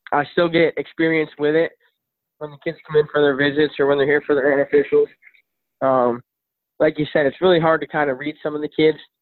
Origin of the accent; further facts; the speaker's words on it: Midwest, United States; I'm from the Midwest.